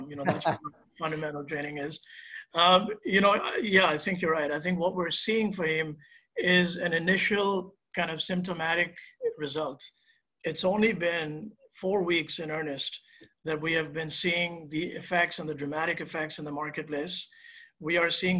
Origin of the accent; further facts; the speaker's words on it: India; moved away; I'm originally from India, and that's where I spent my formative years